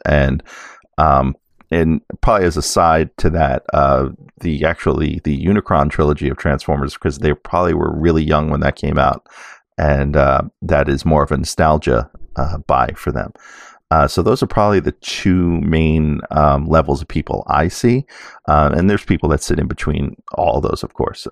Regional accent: New York City, New York, United States; I grew up in New York City

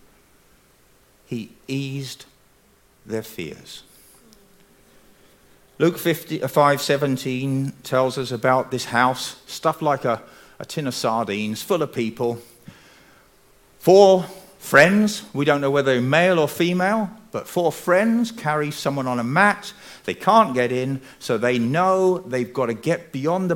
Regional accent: England, United Kingdom; I'm English

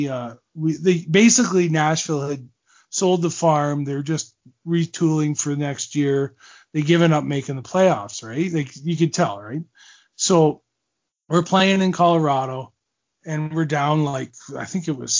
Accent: Owen Sound, Ontario, Canada; I grew up watching him in Owen Sound

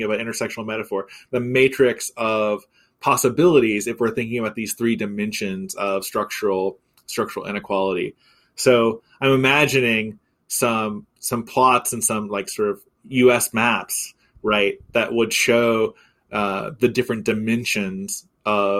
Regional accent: Missouri, United States; now in Texas, United States; my home state of Missouri

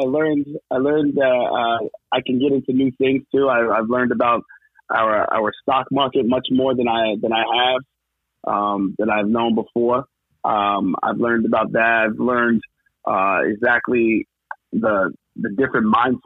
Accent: Westbury, New York, United States; So I grew up in Westbury, Westbury, Long Island, and that's where I grew up my entire life

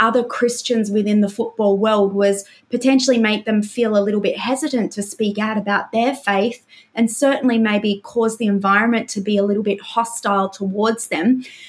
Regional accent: Brisbane, Queensland, Australia; a young man that I grew up with in Brisbane.

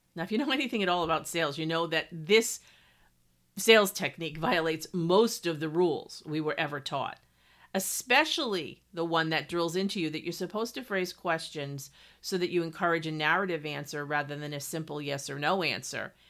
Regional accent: New England, United States; moved away as an adult; also born or lived in Montana; I grew up in New England and lived the vast majority of my life in New England

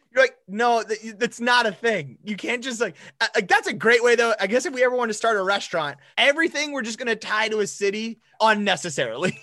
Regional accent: South Dakota, United States; we grew up in, we grew up in South Dakota

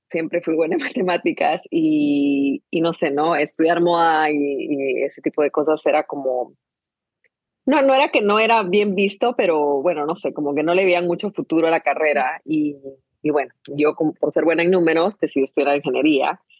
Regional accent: Guatemala; born there; me gusta simplemente decir que, que, nací en Guatemala, pero, pero realmente ya en mí hay un poquito de, de todo.

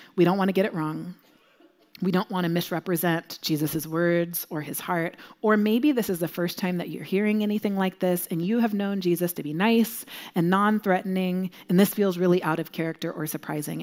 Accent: Southern California, United States; moved away; I'm from Southern California originally, and when I lived there

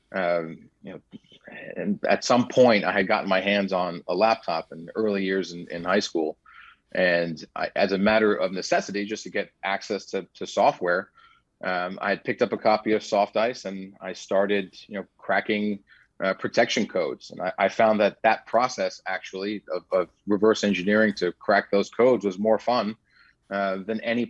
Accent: New York City, New York, United States; I lived in New York City, born and raised in New York.

